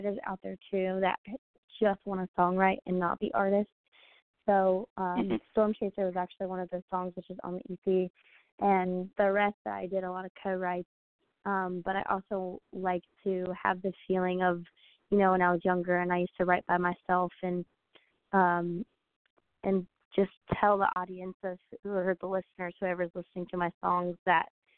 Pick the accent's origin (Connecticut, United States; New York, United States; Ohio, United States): Ohio, United States; Cincinnati; moved away as an adult; now in Nashville, United States; I'm originally from Cincinnati, Ohio, and I ended up moving down here after I graduated high school